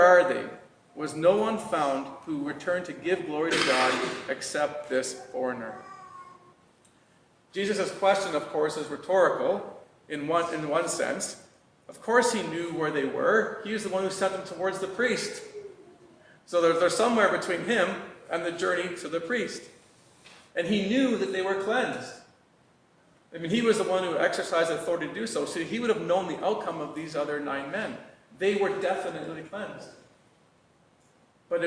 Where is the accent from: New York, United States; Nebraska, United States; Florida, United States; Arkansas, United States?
Arkansas, United States; Fort Smith; moved away; when I go home to my hometown in Fort Smith